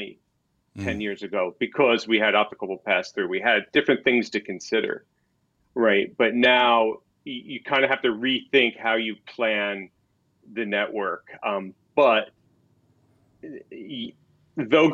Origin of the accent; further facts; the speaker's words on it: New Jersey, United States; moved away; we're both from New Jersey